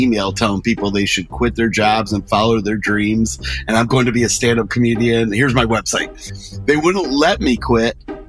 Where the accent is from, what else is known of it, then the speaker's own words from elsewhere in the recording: Michigan, United States; My hometown is Pink County, Michigan. We're the cheese capital of Michigan.